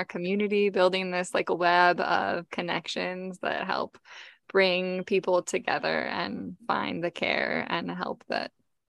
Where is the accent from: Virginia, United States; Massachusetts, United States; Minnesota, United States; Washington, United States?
Washington, United States; Seattle; There were two of them that lived in Seattle actually, and I grew up on the West Side.